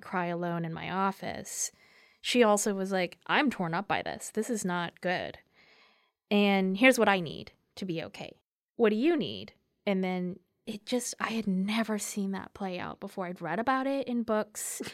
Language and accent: English; United States; also born or lived in Korea; I very much identify as simply American